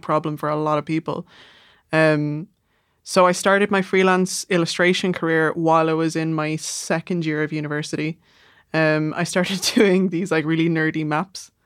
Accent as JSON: {"language": "English", "town": "Dublin", "region": "Leinster", "country": "Ireland", "tie": "born or raised there", "also_born_or_lived": "Manchester, England", "accent": "south side Dublin", "moved": "as an adult", "said": "I just moved back to the south side after eight years away"}